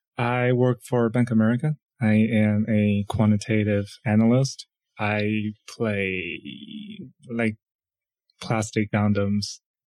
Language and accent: English; China; moved away as an adult; now in United States; I was born and raised in China. I came here for graduate school.